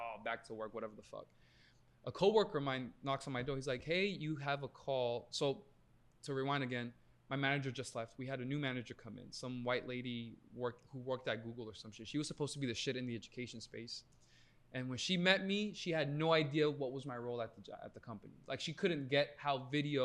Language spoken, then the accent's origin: English; New York, United States; also born or lived in Long Island; I'm a New Yorker and I'm Colombian